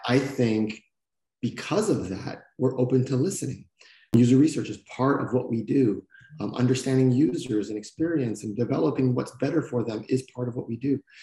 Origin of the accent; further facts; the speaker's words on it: Canada; moved away as an adult; also born or lived in California; this Canadian young man